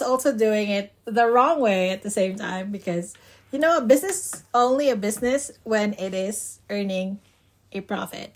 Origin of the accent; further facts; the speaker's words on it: Philippines; moved away as an adult; also born or lived in Cebu / Bohol; I was still in my home country, the Philippines